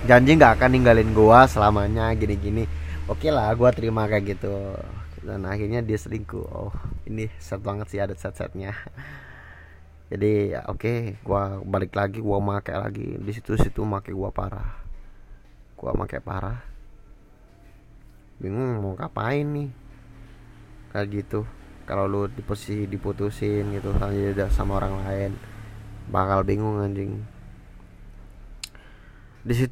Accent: Java, Indonesia; bukannya gua melupakan tradisi Jawa sebagai orang Jawa gua itu orang Jawa jujur aja

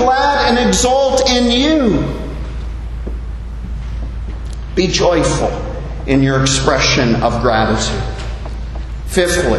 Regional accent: Canada; moved away as an adult; now in Bahamas; I grew up in Canada, and the Canada that I left did not want to hear from Christianity

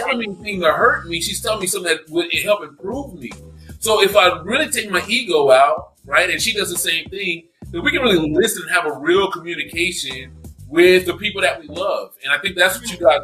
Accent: Texas, United States; I'm from the dirty. I'm from Texas. I'm from the South

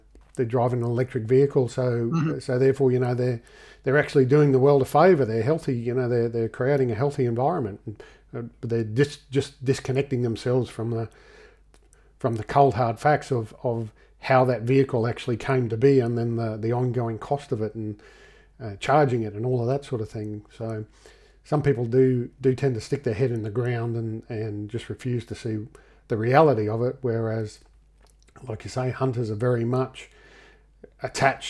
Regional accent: Australia; we're from Australia

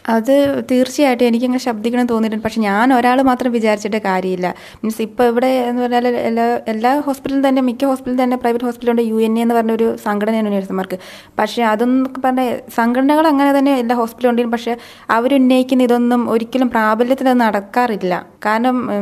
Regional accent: Mananthavady, Kerala, India; also born or lived in Kozhikode; എൻ്റെ വീട് മാനന്തവാടി

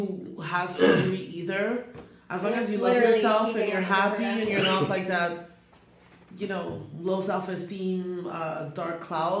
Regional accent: Canada; moved away; I'm originally Canadian

